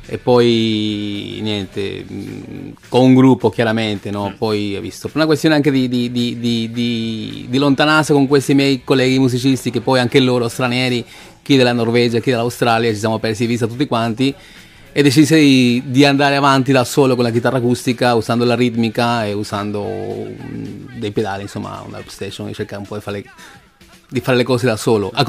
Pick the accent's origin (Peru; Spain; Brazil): Peru; now in Italy; Allora, innanzitutto vengo dal Perù, ormai sono